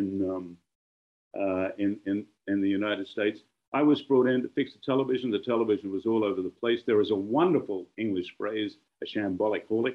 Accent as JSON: {"language": "English", "country": "Australia", "also_born_or_lived": "London", "moved": "yes", "said": "As you know, I'm an Australian out of London."}